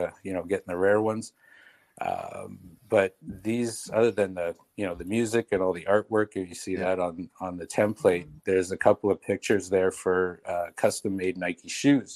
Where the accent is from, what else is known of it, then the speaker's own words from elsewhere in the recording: Canada; we're Canadian